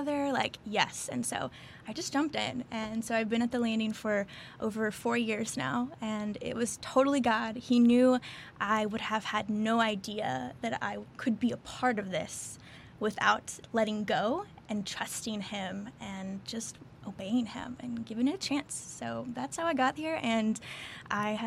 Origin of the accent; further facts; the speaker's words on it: Arkansas, United States; moved away as an adult; now in Houston, United States; I grew up in Arkansas, actually, small town, middle of nowhere, pretty much